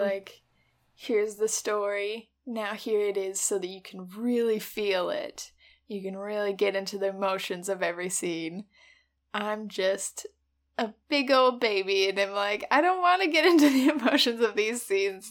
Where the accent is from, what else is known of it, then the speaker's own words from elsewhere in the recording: United States; as an American